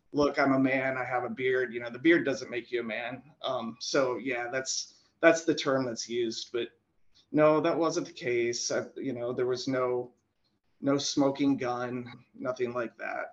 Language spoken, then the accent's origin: English; South Dakota, United States; growing up in South Dakota